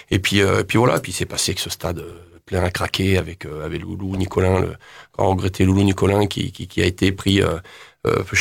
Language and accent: French; Normandy, France; je suis fier d'être normand, mais je suis sudiste d'adoption avec la mentalité du sud